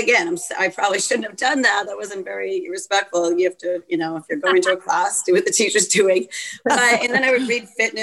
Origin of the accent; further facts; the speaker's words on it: East Coast, United States; moved away as an adult; I'm from the East Coast, one of six children.